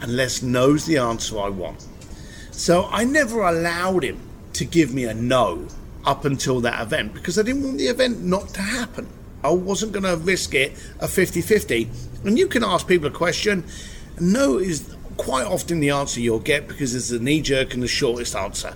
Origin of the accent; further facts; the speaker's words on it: London, United Kingdom; I'm an Irish boy from East London